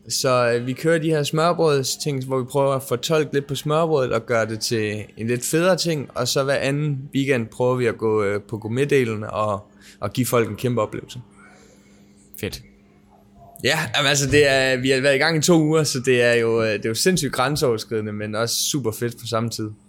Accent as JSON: {"language": "Danish", "region": "Southern Denmark", "country": "Denmark", "said": "Jeg er fra Sønderjylland, så det er nok derfor"}